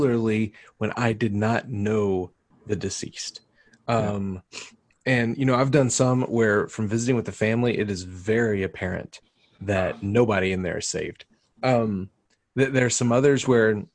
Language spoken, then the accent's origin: English; Texas, United States; now in New Mexico, United States; We are from Texas